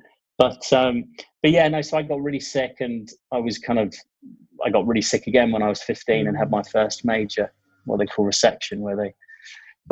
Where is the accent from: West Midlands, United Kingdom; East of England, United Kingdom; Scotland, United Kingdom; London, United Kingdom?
East of England, United Kingdom; Ipswich; moved away as an adult; I was born in Ipswich, of all places